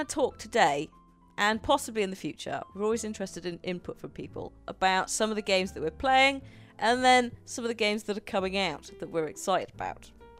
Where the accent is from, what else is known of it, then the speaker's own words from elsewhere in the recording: Midlands, United Kingdom; I'm only from the Midlands